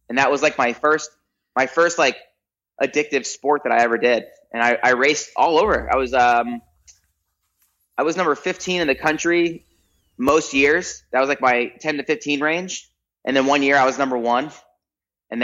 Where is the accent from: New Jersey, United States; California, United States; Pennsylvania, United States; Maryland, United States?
New Jersey, United States; Toms River; also born or lived in Park City, Utah / Salt Lake City, Utah; now in Orange County, United States; childhood, I lived in Toms River, New Jersey. It's a little beach town, central part of New Jersey, all the way in the East Coast